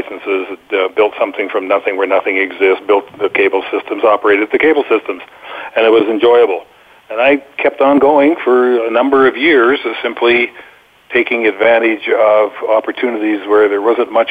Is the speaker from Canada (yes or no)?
yes; Canada; moved away as an adult; now in Boquete, Panama; have spent quite a bit of time away from my home country of Canada since 1989